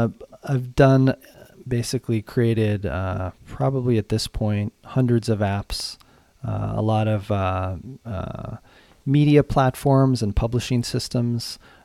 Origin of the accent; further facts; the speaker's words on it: Boulder, Colorado, United States; Sure thing. I grew up in Boulder, Colorado.